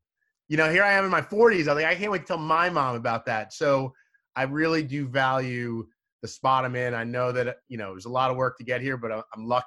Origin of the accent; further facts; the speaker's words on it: Long Island, New York, United States; moved away as an adult; also born or lived in Salisbury, Maryland / Birmingham, Alabama / Baltimore; now in Washington, D.C., United States; I grew up in Long Island, but my on-air started in Salisbury, Maryland